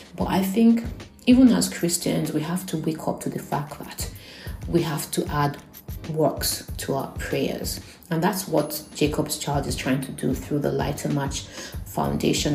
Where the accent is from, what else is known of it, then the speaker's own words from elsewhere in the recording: Nigeria; being Nigerian